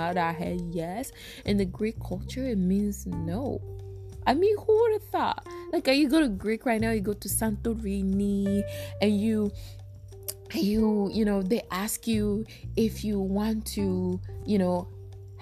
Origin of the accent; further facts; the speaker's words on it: Togo; now in United States; I'm from Africa, right? I'm from Togo, Africa.